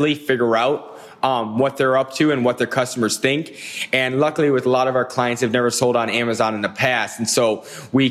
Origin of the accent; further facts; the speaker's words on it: Minneapolis, Minnesota, United States; I'm from Minneapolis, Minnesota, and I run Goat Consulting